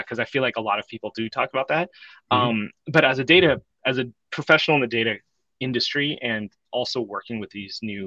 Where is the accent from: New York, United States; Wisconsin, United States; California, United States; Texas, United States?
California, United States; Bay Area; I grew up in the Bay Area, longtime 49er fan